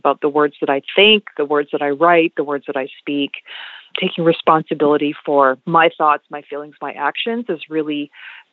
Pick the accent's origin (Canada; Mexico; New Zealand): Canada; Montreal, Quebec; I grew up in Montreal, which was a little bit different than growing up in Ontario